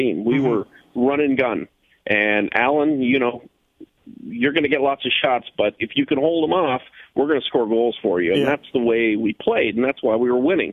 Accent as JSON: {"language": "English", "town": "Hamilton", "region": "Ontario", "country": "Canada", "tie": "born or raised there", "also_born_or_lived": "Detroit / San Diego / Orlando", "moved": "as an adult", "said": "I grew up in Hamilton"}